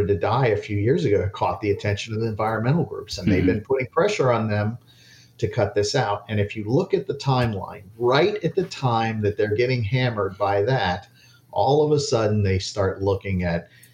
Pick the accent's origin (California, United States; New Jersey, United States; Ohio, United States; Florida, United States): Florida, United States; Miami; when I grew up in Miami, when I was a little kid